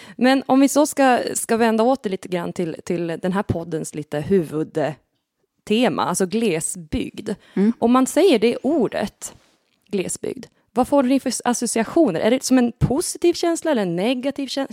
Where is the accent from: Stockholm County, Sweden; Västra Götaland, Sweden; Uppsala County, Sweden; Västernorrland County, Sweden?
Västernorrland County, Sweden; Härskog; jag kommer ju från Härskog som är grannbyn till Nora